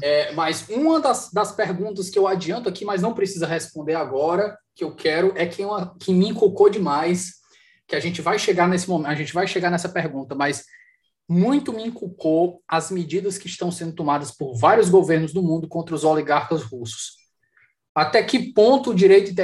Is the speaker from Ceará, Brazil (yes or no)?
yes; Fortaleza, Ceará, Brazil; aqui na minha, na minha, na minha terra, estou em conexão local aqui em Fortaleza